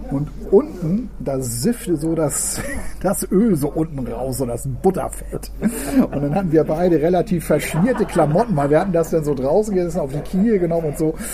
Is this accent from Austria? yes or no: no; Northern Germany, Germany; moved away as an adult; eigentlich müsstest du jetzt mal so als Norddeutscher, der jetzt hier neu ist, mal so einen Blog machen über die besten Spätzle